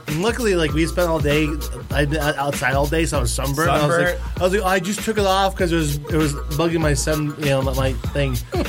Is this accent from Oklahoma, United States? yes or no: no; Michigan, United States; moved away; also born or lived in Ohio; I'm originally from Ohio, but I've definitely lived in Michigan longer.